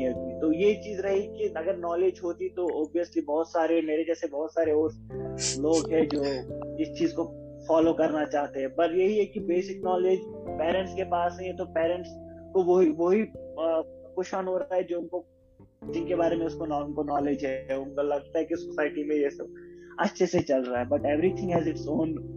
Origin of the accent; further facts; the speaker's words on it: Anantnag, Jammu and Kashmir, India; moved away as an adult; also born or lived in Delhi / Mexico; now in Bangalore, India; मैं बेसिकली अनंतनाग से हूँ अनंतनाग कश्मीर